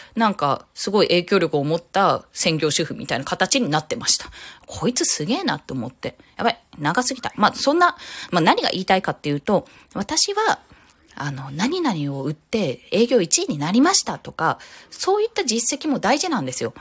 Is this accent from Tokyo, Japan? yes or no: yes; Tokyo, Japan; 私東京都民なんですけど